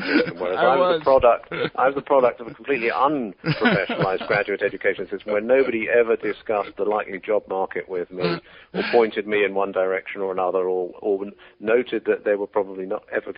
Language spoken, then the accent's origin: English; London, United Kingdom; also born or lived in Oxford / Bologna, Italy / Greece; I'm a Brit. I was born and grew up in London